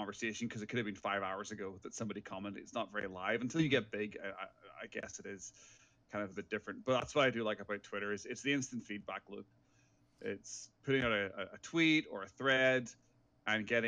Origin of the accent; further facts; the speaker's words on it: Ireland; moved away as an adult; also born or lived in England; now in Vancouver, Canada; from my accent, I am originally from Ireland. I left my hometown when I was 19 years old to go to England to go to university